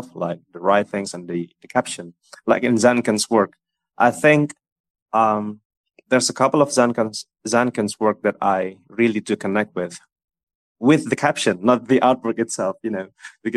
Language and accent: English; Indonesia; I'm from Indonesia